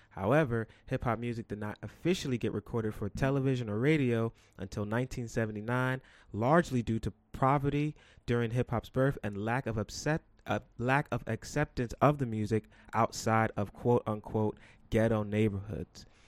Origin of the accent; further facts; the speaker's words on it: New York City, New York, United States; I'm from New York." And they say, "What part of New York?" And I say, "The Bronx."